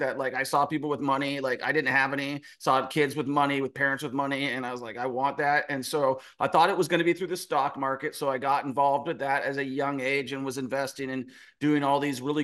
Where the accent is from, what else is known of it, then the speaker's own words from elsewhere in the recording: Renton, Washington, United States; I am from Seattle, Washington, a small town called Renton, Washington. Grew up, always had a good work ethic